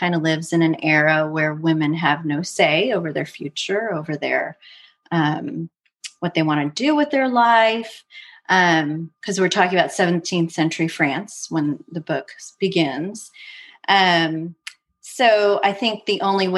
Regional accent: United States; I'm first generation American.

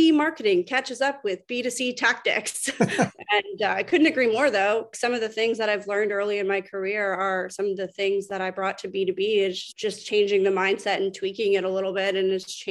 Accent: Canada; moved away as an adult; now in Atlanta, United States; I'm Canadian, moved down to Atlanta, relocated to the US probably 7 years

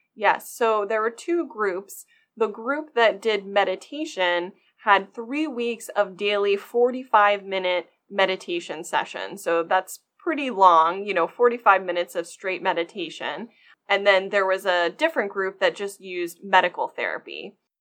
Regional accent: Maryland, United States; also born or lived in Michigan; I was actually born and raised in Maryland

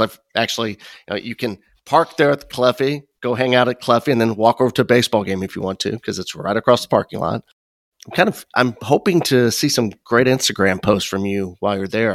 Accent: Midwest, United States; also born or lived in Chicago; growing up in the Midwest

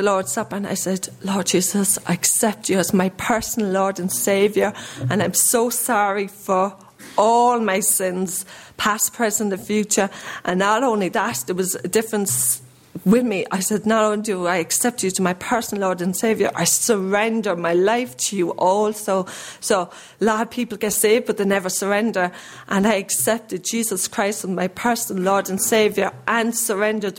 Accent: Ireland; I grew up in Ireland

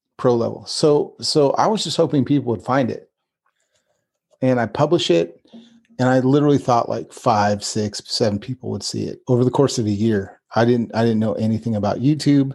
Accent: Northern California, United States; we grew up both in NorCal

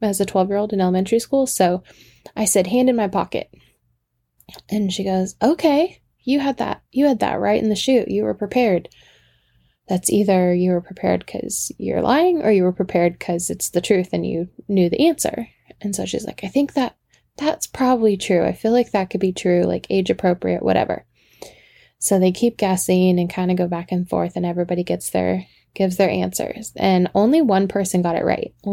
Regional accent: the South, United States; accent: Southern; every time I talk to him, my southern accent comes out.

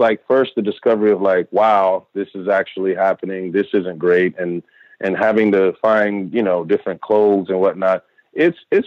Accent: Texas, United States; I grew up in Texas

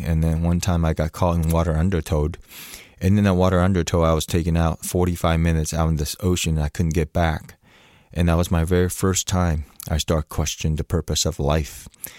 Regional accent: Orlando, Florida, United States; I grew up in Orlando, Florida, and then I thought, why don't I draw a Chinese dragon?

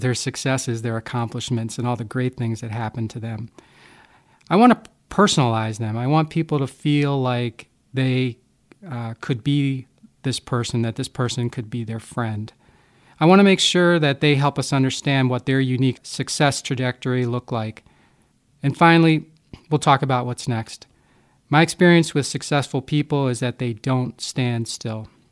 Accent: Havertown, Pennsylvania, United States; moved away as an adult; now in Milwaukee, United States; I was born and raised in Havertown, Pennsylvania, which is a small working class suburb of Philadelphia

